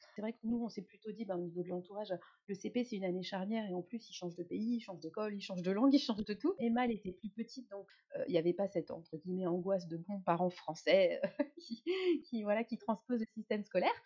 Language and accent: French; France; je suis française, française.